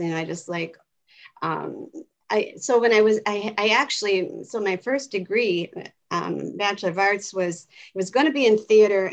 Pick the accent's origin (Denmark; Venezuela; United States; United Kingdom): United States; Wisconsin; moved away as an adult; now in Los Angeles, United States; I'm originally from Wisconsin my whole life, and I came out here 12 years